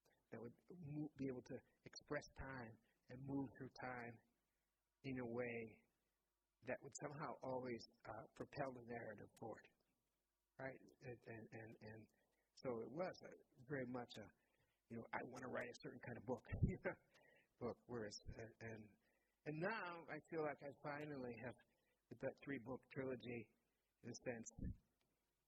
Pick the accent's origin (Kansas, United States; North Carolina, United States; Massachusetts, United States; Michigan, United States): Massachusetts, United States; also born or lived in Mexico City; now in New York, United States; I grew up in Massachusetts, you know, from here, and always with this, like, deep sense of divided belonging between New England and Guatemala